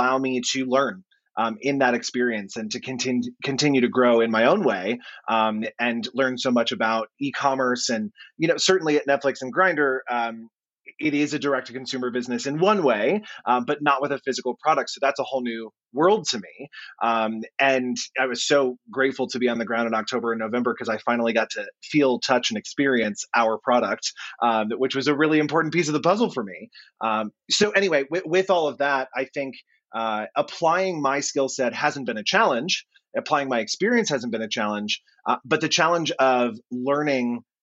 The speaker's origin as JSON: {"language": "English", "country": "United States", "said": "I am not an Australian. I am a dumb American that has come into this country"}